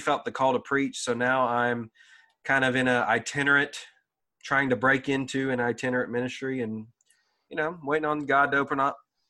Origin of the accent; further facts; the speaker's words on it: DeRidder, Louisiana, United States; I'm from DeRidder.